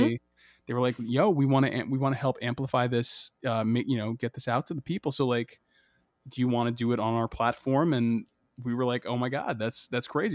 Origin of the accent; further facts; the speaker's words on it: Boston, Massachusetts, United States; my childhood growing up in Boston